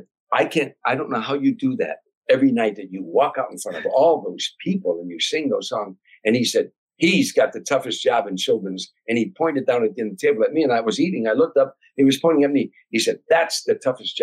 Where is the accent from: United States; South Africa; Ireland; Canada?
United States; Harvey, Illinois; I was a kid from Harvey, Illinois